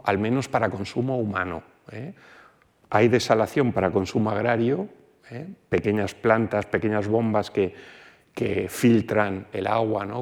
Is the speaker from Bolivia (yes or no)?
no; Alicante, Valencian Community, Spain; De donde yo vengo, una porción del agua del grifo viene de una desaladora de, forma continua en Alicante